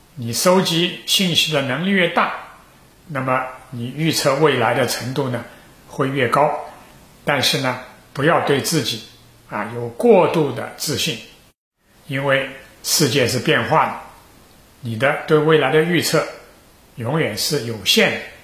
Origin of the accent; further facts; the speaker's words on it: China; 我们中国人